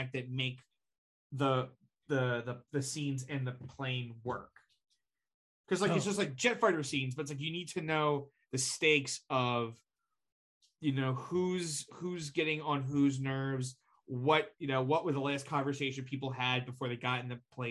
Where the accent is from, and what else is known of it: New Jersey, United States